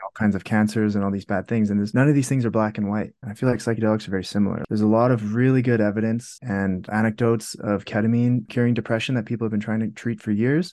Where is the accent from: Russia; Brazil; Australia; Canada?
Canada; I'm in Canada as well. Actually, I'm Canadian. I'm in Calgary at the moment.